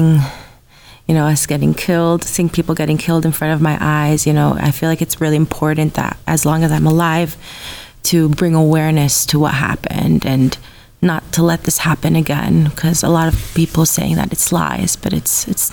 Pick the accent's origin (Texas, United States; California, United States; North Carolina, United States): California, United States; Los Angeles; I grew up in Los Angeles my whole life.